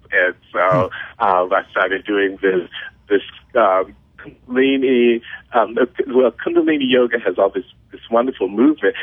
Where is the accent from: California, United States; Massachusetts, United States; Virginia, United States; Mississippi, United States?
Mississippi, United States; I learned in Mississippi or that I grew up with in Mississippi